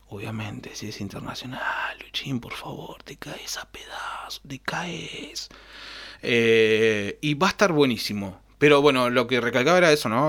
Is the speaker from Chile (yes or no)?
no; Argentina; somos europeos